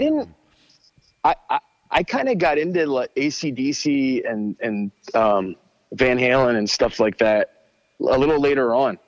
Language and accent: English; Abington, Pennsylvania, United States; now in Telford, Pennsylvania, United States; In Abington, uh, which is right outside of um, Philadelphia, like maybe like ten minutes outside of Philly